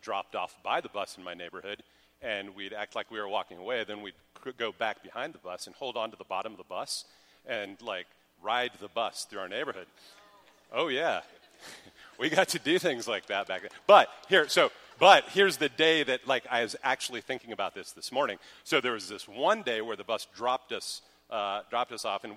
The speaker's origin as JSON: {"language": "English", "region": "Colorado", "country": "United States", "moved": "yes", "said": "I'm from Colorado"}